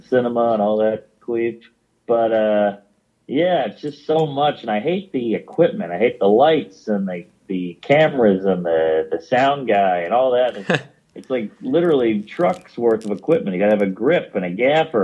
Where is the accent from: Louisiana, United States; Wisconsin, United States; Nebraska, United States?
Louisiana, United States; New Orleans; now in New York City, United States; Born and raised